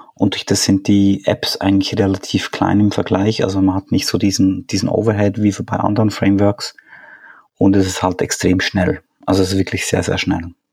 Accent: Switzerland; now in Austria; wohne in Österreich, ähm, bin ursprünglich Schweizer

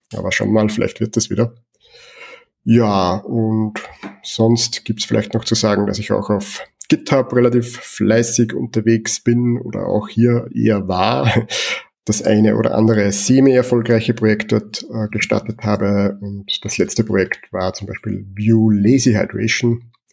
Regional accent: Austria; Ich komme aus Österreich

